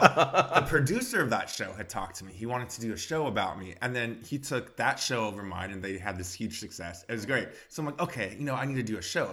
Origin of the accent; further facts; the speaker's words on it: Bakersfield, California, United States; moved away as an adult; now in Los Angeles, United States; I'm from Bakersfield, California